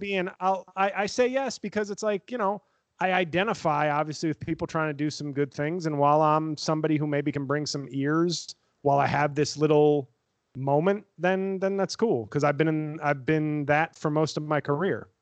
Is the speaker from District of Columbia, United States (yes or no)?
no; New York City, New York, United States; I was from the Bronx